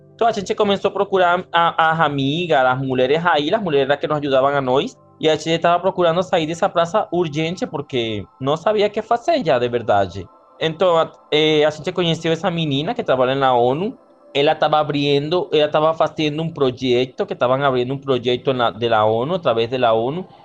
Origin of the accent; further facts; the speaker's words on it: Venezuela; moved away as an adult; also born or lived in Manaus, Brazil; now in Brazil; yo salí de Venezuela